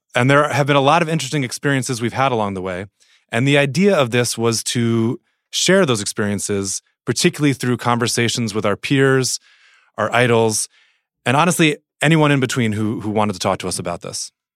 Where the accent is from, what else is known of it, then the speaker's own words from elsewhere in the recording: New Jersey, United States; I grew up in New Jersey, which is, I think, fairly formative for me and still sort of definitional.